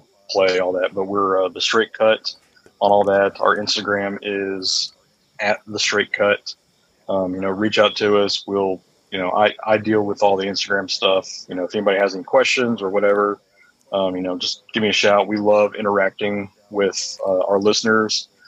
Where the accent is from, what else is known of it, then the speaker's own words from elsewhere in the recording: Midwest, United States; now in Little Rock, United States; I am a Midwesterner